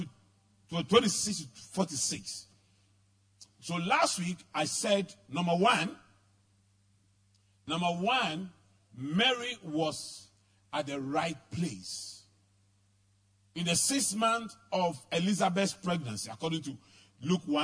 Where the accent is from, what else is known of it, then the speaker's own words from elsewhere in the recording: Accra, Greater Accra, Ghana; also born or lived in Tarkwa; I grew up in Adabraka, where at the time I was growing up, there were drugs, prostitution, armed robbery, everything.